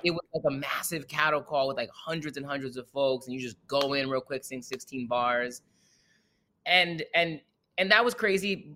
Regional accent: Fairfield County, Connecticut, United States; I was born and raised in Fairfield County, which is a pretty bougie county

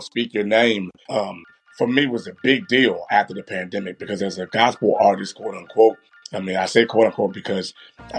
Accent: Baltimore, Maryland, United States; I'm from Baltimore, born and raised

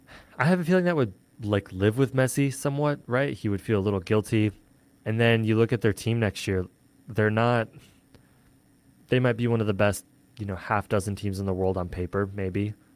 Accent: United States; As an American

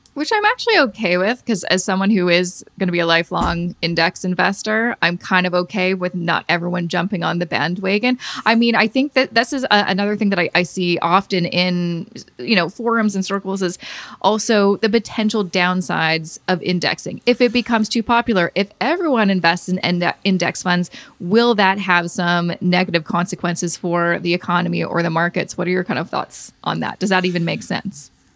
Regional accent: Canada; As a Canadian

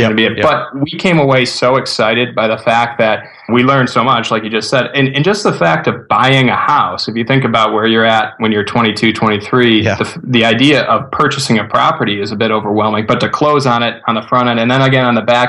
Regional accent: Buffalo, New York, United States; moved away as an adult; now in Rochester, United States; I'm from Buffalo originally

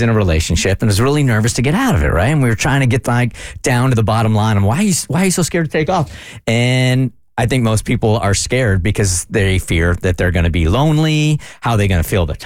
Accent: California, United States; We're from California

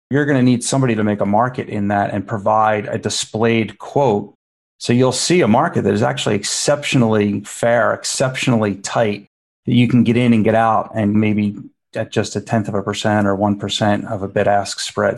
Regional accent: Philadelphia, Pennsylvania, United States; born or raised there

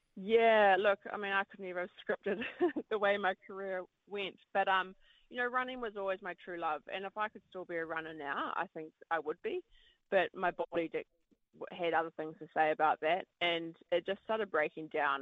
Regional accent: Wellington, New Zealand; I heard the World Mountain Running Champs were in my hometown

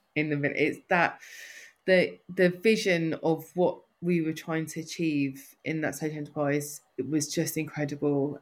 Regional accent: London, United Kingdom; accent: North London; I'm a North Londoner through and through. Most people can tell that from my accent.

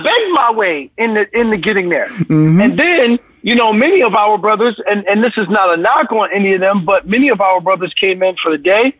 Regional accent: Brooklyn, New York, United States; So for me, I know that as a kid growing up in Brooklyn, I was impacted greatly when people took the time to invest energy in me.

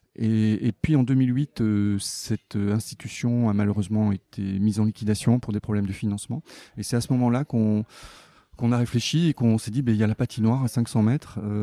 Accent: Belgium; moved away; also born or lived in Montreal / Avignon; je suis belge

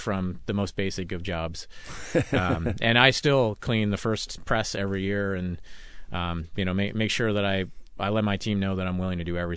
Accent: New Jersey, United States; moved away; I'm from New Jersey.

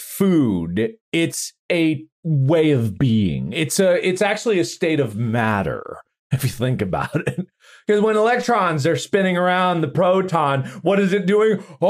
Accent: United States; I grew up in America.

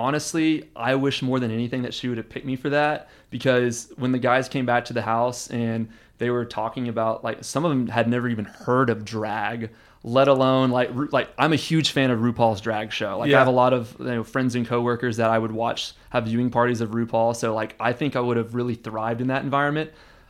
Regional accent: Michigan, United States; I'm actually from Michigan, but...

